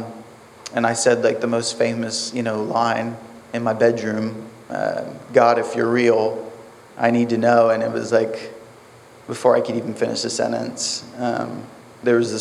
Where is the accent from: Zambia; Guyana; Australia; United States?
United States; Titusville; from Titusville, 28